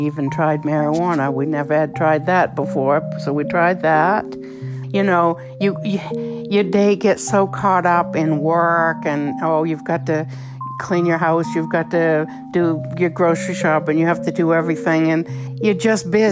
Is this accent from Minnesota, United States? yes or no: no; Gray, Maine, United States; I'm from Gray, Maine. I've lived in Maine my whole life.